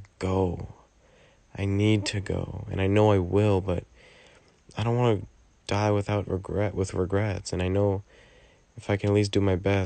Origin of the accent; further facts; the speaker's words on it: Southern California, United States; I'm 19 from Southern California.